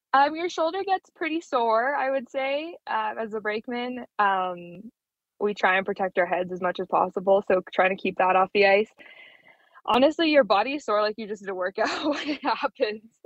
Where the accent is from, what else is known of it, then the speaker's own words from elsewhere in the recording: Brandon, Manitoba, Canada; moved away as an adult; also born or lived in Plumas, Manitoba; now in Calgary, Canada; I was born in Brandon and spent all my summers and all my time down in Plumas